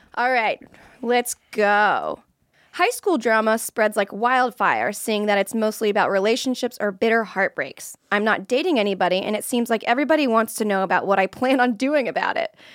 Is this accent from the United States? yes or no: yes; Florida, United States; I'm from Florida, and a lot of people that I went to high school